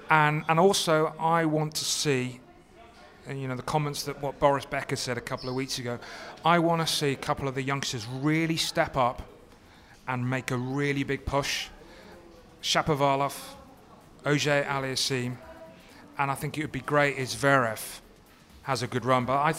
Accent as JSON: {"language": "English", "country": "United Kingdom", "said": "I think Wimbledon, being British, I'm going to be biased, it is the greatest tournament"}